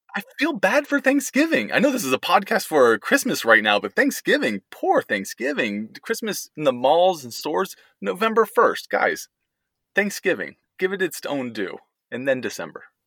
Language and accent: English; outside San Francisco, California, United States; moved away as an adult; also born or lived in Texas; now in Pittsburgh, United States; where we grew up outside San Francisco